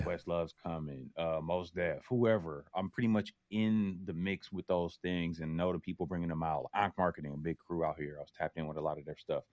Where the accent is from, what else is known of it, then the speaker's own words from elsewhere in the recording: Oakland, California, United States; I'm from Oakland